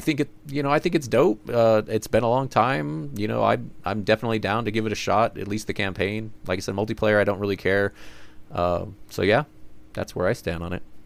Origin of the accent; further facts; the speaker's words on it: United States; we're American